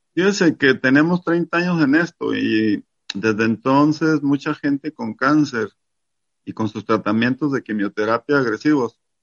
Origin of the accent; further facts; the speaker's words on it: Mexico; yo soy mexicano